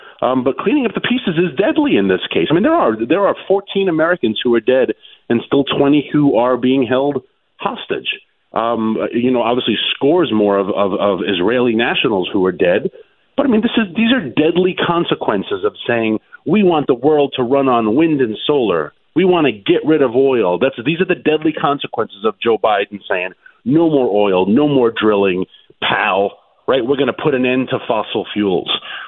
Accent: Vietnam; born there; and I was born in Vietnam

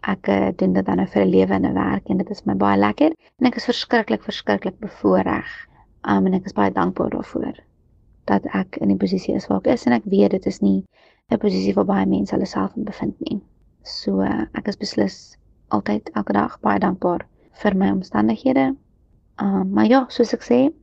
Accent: South Africa; as 'n Suid-Afrikaner en lid van die Reënboognasie

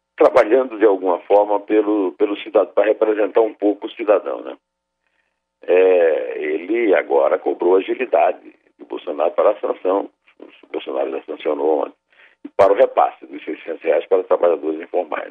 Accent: Sertão, Brazil; Eu, como sertanejo, portanto, devoto

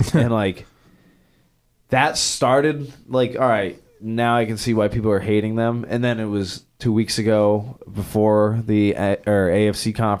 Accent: New England, United States; You will never find a bigger Tom Brady hater than me growing up in New England and going through that as a Dolphins fan.

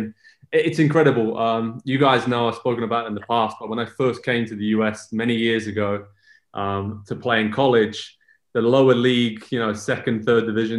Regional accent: Southampton, South East England, United Kingdom; moved away as an adult; now in United States; I'm from Southampton, which is far away enough from those other places.

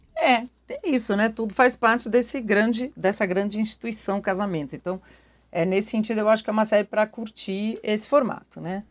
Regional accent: Brazil; nós brasileiros

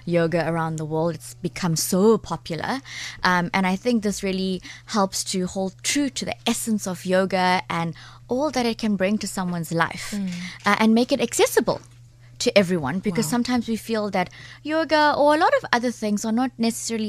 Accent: Durban, KwaZulu-Natal, South Africa; now in Cape Town, South Africa; I come from Durban

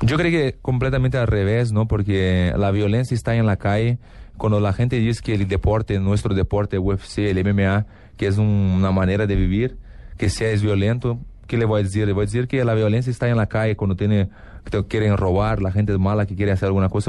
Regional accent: Porto Alegre, Rio Grande do Sul, Brazil; Spanish is a second language; now in Los Angeles, United States; tenemos una expresión en sur de Brasil, porque yo soy de Porto Alegre

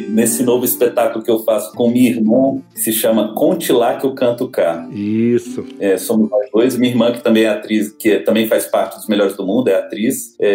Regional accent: Brasília, Federal District, Brazil; nasci em Brasília

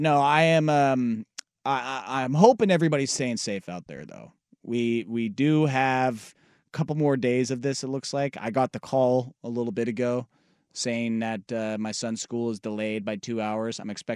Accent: Midwest, United States; I'm from the Midwest. It can't be that bad.

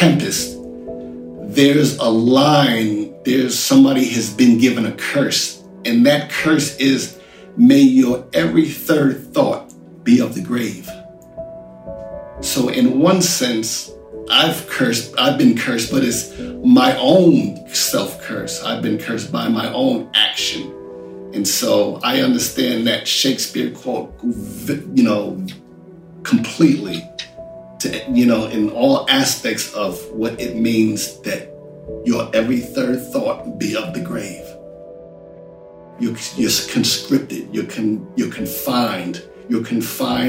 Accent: United Kingdom; I'm British

